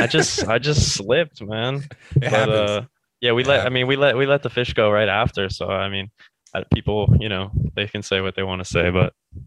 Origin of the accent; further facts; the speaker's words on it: United States; moved away; also born or lived in England; just because I'm American or I'm not European